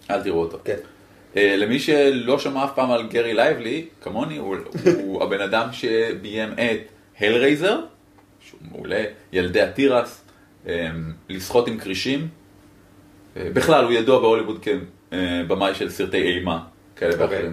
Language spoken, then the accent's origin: Hebrew; Israel; אני מישראל